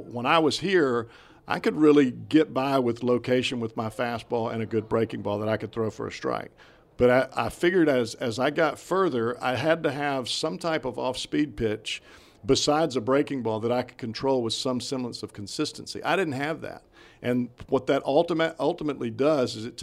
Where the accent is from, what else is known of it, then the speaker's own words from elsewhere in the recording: Alabama, United States; I'm from Alabama